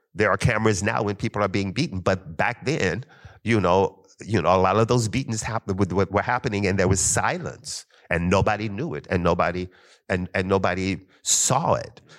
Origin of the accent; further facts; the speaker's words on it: Kentucky, United States; I'm from Kentucky